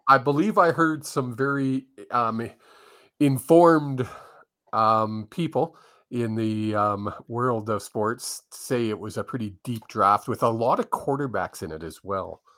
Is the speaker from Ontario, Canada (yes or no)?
no; Vancouver, British Columbia, Canada; I grew up in Vancouver